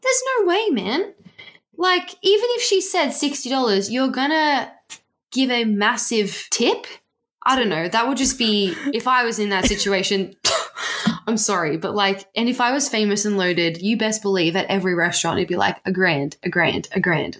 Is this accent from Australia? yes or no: yes; Australia; we're Australian